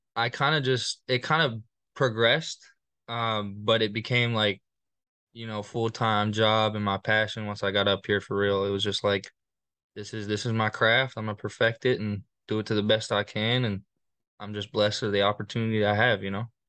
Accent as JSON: {"language": "English", "town": "Littleton", "region": "Colorado", "country": "United States", "tie": "born or raised there", "moved": "as an adult", "lives_now": "Fort Worth, United States", "said": "I'm from Littleton, Colorado. Um, I moved there my, mm, second, third grade, uh, year."}